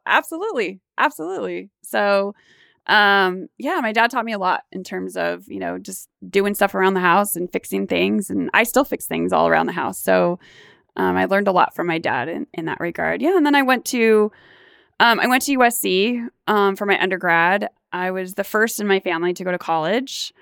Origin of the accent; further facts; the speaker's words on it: Garden Grove, California, United States; I was born and raised in Garden Grove